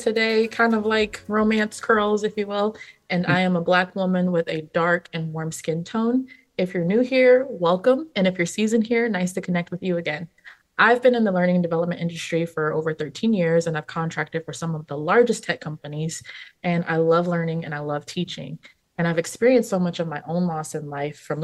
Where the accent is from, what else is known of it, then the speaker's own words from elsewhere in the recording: California, United States; I was born and raised in California